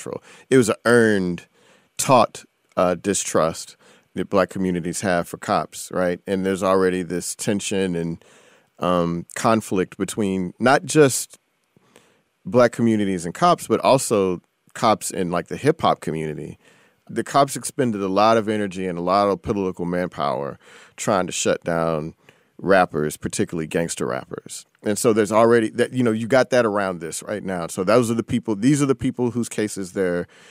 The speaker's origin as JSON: {"language": "English", "town": "Houston", "region": "Texas", "country": "United States", "tie": "born or raised there", "said": "a teenager from Houston, Texas, my hometown"}